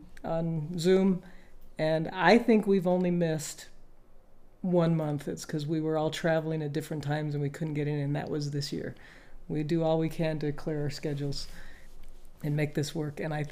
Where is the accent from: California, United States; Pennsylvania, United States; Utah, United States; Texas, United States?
Utah, United States; Bountiful; now in Peoria, United States; I grew up in Bountiful and a lot of my life, and now I currently live in Peoria, Arizona